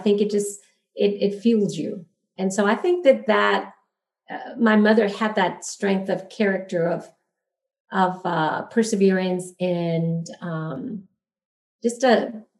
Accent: El Paso, Texas, United States; also born or lived in Juarez, Mexico; Well, I grew up in El Paso, Texas. So I'm fully bilingual, fully bicultural. I actually grew up in Juarez my first 10 years of school.

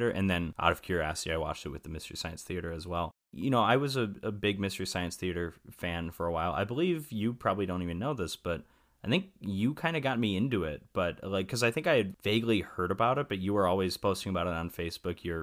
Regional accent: Wisconsin, United States; i'll i'll um extend wisconsin into there my home state of course

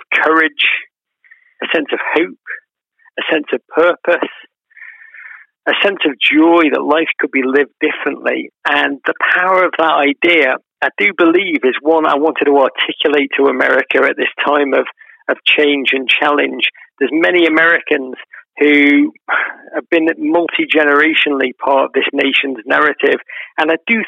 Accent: Liverpool, North West England, United Kingdom; I grew up in Liverpool in the 1980s

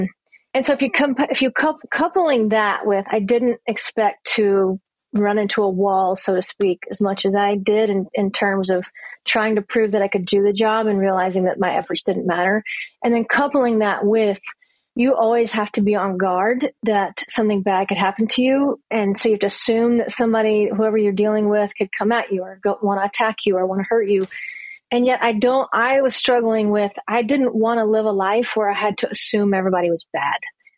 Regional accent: Louisiana, United States; Yeah, and I'm from Louisiana, so I'm kind of from the South, really. I moved around a lot, but born and then finished school in Louisiana. That's where my parents are from.

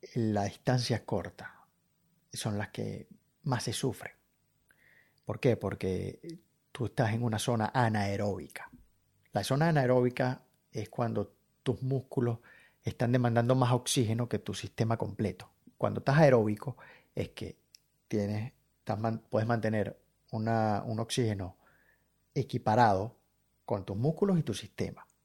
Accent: Caracas, Capital District, Venezuela; moved away as an adult; now in Brisbane, Australia; vivir lo que he vivido en, Caracas

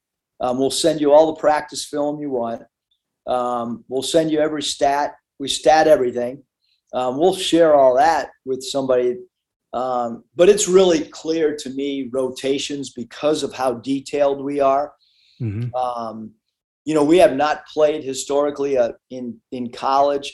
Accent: San Diego, California, United States; I don't speak Spanish, although I grew up in San Diego.

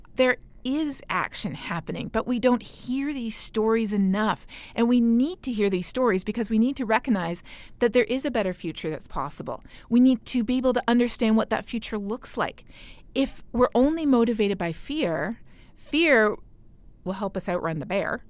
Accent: Canada; My home country of Canada

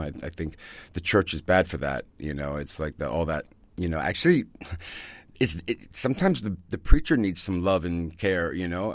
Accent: Virginia, United States; moved away as an adult; also born or lived in Ibiza, Spain; now in Germany; I grew up in Virginia, um, in the southern part of the United States

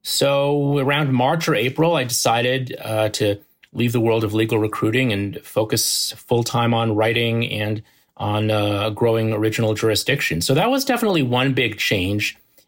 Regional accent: New Jersey, United States; We grew up in the New Jersey suburbs. Our parents live there.

